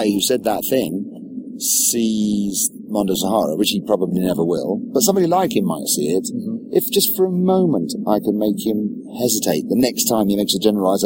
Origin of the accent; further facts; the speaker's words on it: England, United Kingdom; as an Englishman